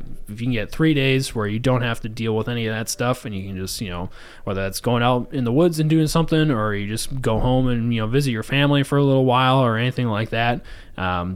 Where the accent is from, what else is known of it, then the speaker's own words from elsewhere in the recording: Saginaw, Michigan, United States; moved away as an adult; now in Milwaukee, United States; my hometown just in Saginaw, just outside Saginaw